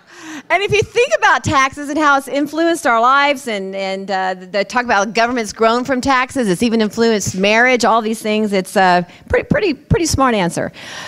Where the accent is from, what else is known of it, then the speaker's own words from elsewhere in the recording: Texas, United States; I'm a Texan, first and foremost. My dad's from Athens, Texas. My mom from San Antonio.